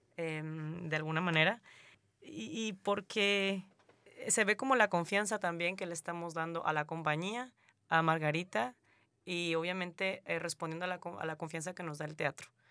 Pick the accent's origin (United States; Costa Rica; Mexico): Mexico; southern Mexico; moved away as an adult; now in Canada; yo soy mexicana y recibo salvadoreños en México, y yo vengo